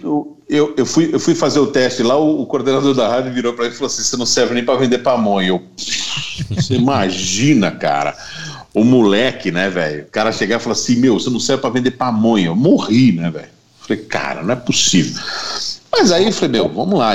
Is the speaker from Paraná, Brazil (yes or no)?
no; Artur Nogueira, São Paulo, Brazil; eu fui criado aqui em Herto Nogueira